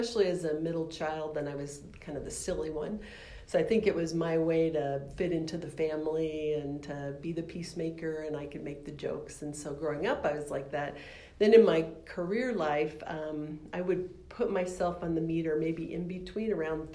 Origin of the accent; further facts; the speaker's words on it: Littleton, Colorado, United States; also born or lived in Seattle, Washington; I actually was born in Seattle, but we moved to Colorado not too long after that. So all my school years were in Littleton, Colorado